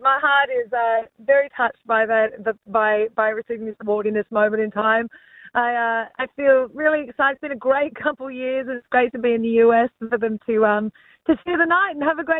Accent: Australia; also born or lived in United States; I'm an Aussie girl. I'm always going to be home in Australia. That's my home.

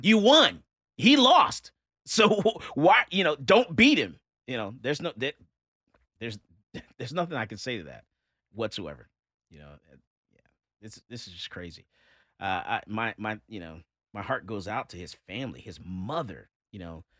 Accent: Florida, United States; I'm from Florida

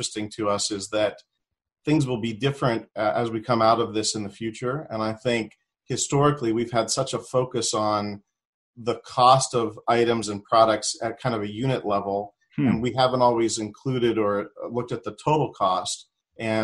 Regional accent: Pittsburgh, Pennsylvania, United States; moved away as an adult; I'm originally from the Pittsburgh area

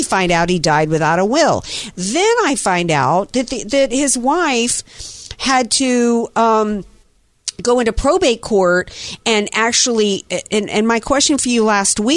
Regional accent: the South, United States; moved away; I grew up in the South, spent a lot of time in Mississippi, still have family in Jackson and Hines County.

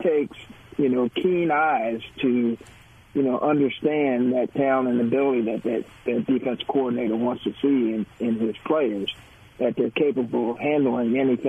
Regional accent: New Jersey, United States; Art and I are cousins, and we grew up in New Jersey

